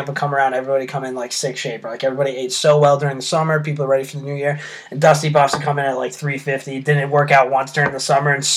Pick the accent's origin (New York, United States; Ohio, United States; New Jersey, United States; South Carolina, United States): New York, United States; I'm from New York